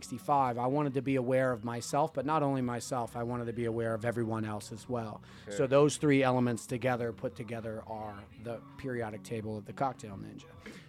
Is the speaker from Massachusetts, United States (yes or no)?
no; New Jersey, United States; moved away; also born or lived in Australia; So the second one is NJ, and that stands for New Jersey, because I'm from New Jersey, and the periodic number is 78. That was the year that I was born.